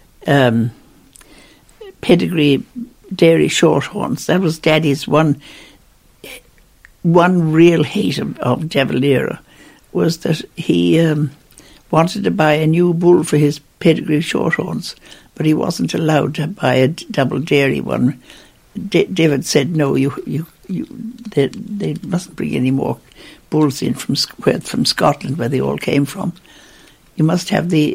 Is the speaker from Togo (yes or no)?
no; Ballymaloe, Munster, Ireland; I came from Ballymaloe